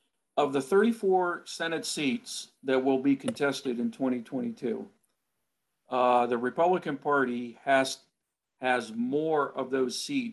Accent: Pennsylvania, United States; my home state of Pennsylvania

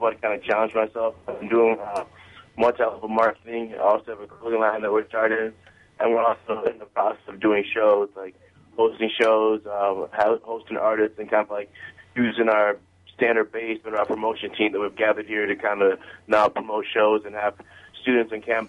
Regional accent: Zimbabwe; now in United States; Coming from Zimbabwe, I was born in Zimbabwe

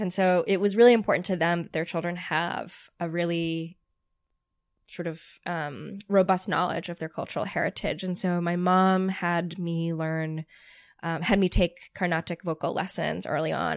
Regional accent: outside of Boston, Massachusetts, United States; growing up outside of Boston

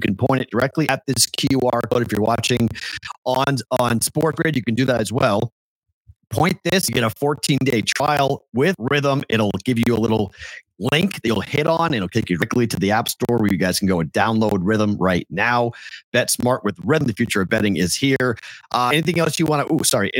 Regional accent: Andover, Massachusetts, United States; I'm from Andover, Mass.

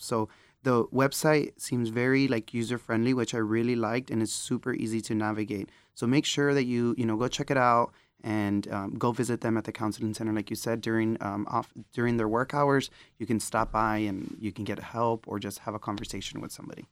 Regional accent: Texas, United States; moved away; I'm from Texas

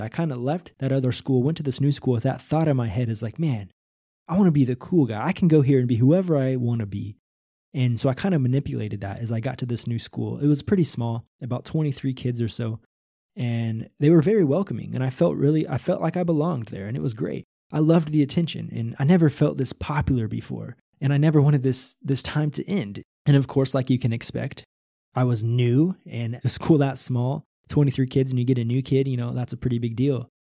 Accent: Northwest Missouri, United States; Probably from zero to nineteen or twenty years old, I grew up in Northwest Missouri

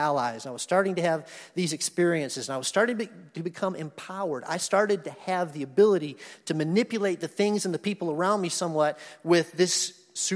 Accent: Madison, Wisconsin, United States; I was born in Madison, Wisconsin. My parents were going to graduate school there in 1966

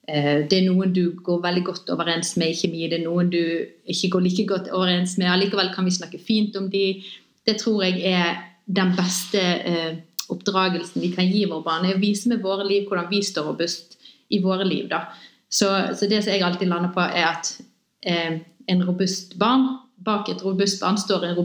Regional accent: Bergen, Vestland, Norway; født og oppvokst i Bergen begge to.

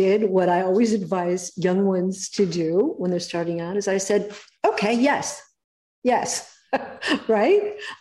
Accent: Los Angeles, California, United States; I was born in Hollywood

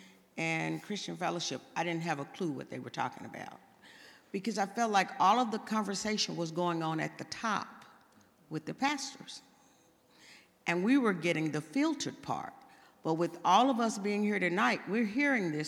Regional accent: Texas, United States; moved away; I'm from Texas

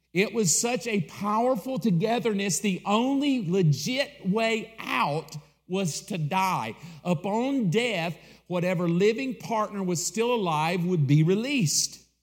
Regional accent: the South, United States; I grew up in the South.

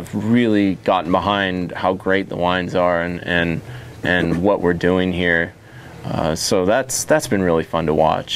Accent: Idaho, United States; also born or lived in Sonoma County, California / Margaret River, Australia; now in Willamette Valley, Oregon, United States; I grew up in Idaho, like, it can be 95 degrees and there's no humidity there

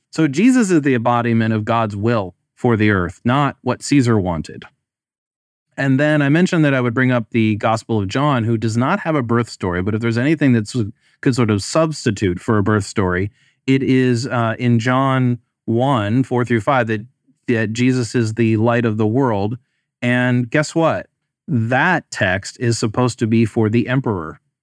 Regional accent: United States; I grew up in the United States

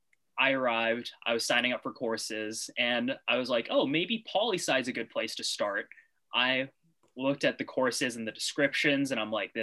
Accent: North Vancouver, British Columbia, Canada; also born or lived in Montreal; I'm from North Vancouver, born and raised.

